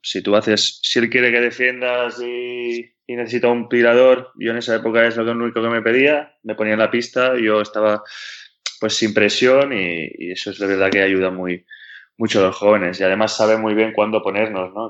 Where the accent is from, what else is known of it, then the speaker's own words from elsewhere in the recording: Badalona, Catalonia, Spain; tengo dos amigos de, toda la vida que juegan conmigo a baloncesto cuando, cuando éramos pequeños en Badalona